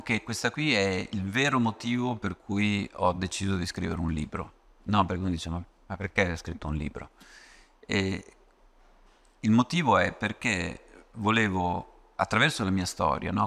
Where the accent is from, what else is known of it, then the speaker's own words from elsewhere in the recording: Ravenna, Emilia-Romagna, Italy; da buon romagnolo, vengo da Ravenna